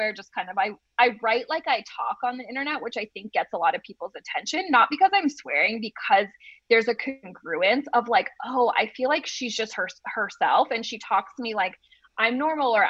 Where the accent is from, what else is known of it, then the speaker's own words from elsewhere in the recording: New England, United States; I'm just from New England.